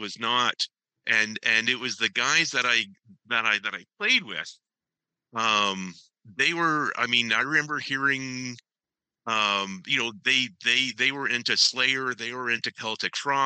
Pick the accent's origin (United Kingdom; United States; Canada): Canada; Ancaster, Ontario; I grew up in Ancaster.